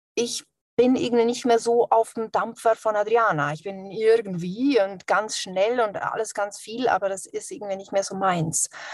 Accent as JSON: {"language": "German", "country": "Switzerland", "said": "Ich bin ja auch Schweizerin"}